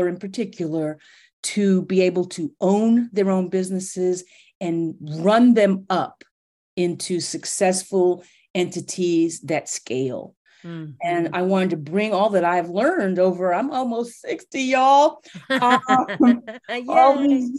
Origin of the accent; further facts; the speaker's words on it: New York City, New York, United States; my family is from the Caribbean, and I'm first generation American, and I grew up in New York City in the 70s and 80s